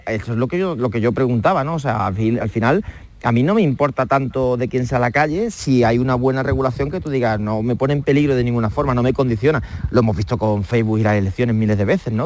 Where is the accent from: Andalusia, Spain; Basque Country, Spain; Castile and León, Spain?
Andalusia, Spain; Calañas; moved away; mi infancia en Calañas, en, Huelva, en un pueblecito de 3.000 habitantes